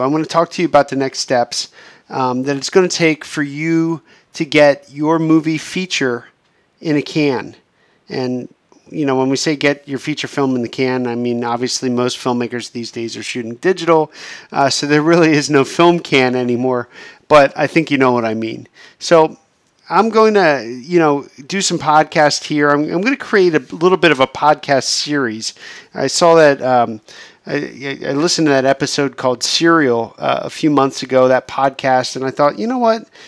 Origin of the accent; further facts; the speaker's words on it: Pennsylvania, United States; moved away as an adult; now in Los Angeles, United States; being stuck in my hometown in Pennsylvania